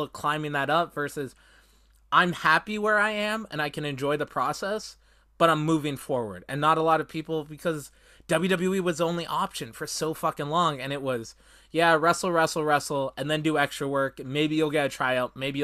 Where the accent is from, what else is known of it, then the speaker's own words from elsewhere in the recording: Canada; as a Canadian